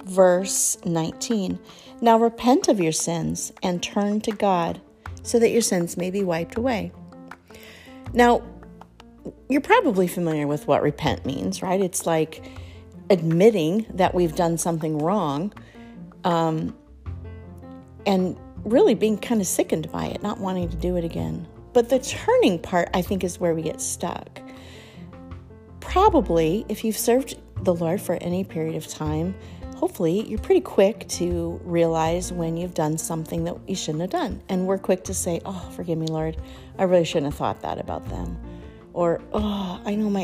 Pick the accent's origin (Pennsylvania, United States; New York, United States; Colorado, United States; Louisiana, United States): Colorado, United States; I grew up in Colorado, not in the mountains, but kind of close to the foothills.